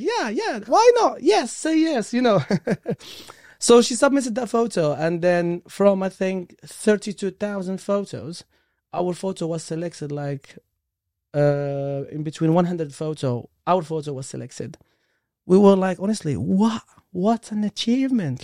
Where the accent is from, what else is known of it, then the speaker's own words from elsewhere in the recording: Morocco; English is a second language; moved away as an adult; now in United Kingdom; I came from, like, different country, from Morocco, and English is my third language